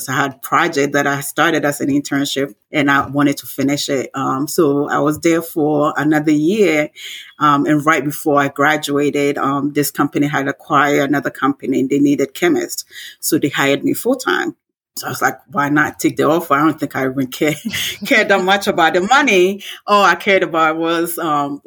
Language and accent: English; Ghana; moved away; I grew up in Ghana